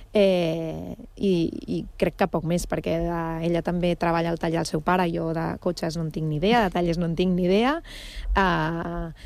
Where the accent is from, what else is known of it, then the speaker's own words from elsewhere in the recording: Barcelona, Catalonia, Spain; now in Badalona, Spain; jo vaig néixer a Barcelona però, però Badalona és la meva ciutat d'adopció